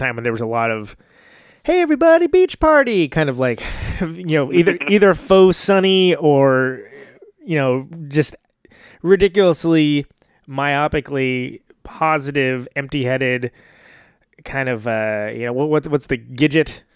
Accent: Bible Belt of California, United States; I'm from the Bible Belt of California

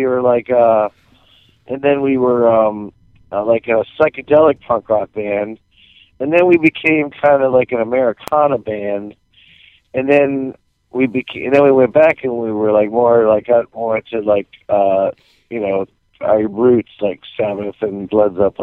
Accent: Milwaukee, Wisconsin, United States; I grew up in Milwaukee

